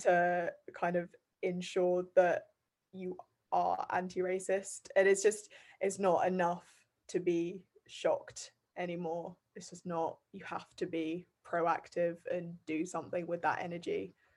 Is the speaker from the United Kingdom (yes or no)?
yes; Bath, South West England, United Kingdom; also born or lived in Guernsey; I'm from Bath